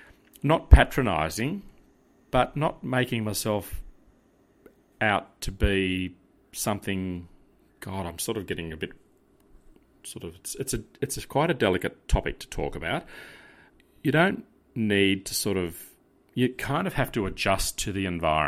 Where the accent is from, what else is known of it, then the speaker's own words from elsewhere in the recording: Australia; accent: Australian; Yeah, the Australian-ness, yeah.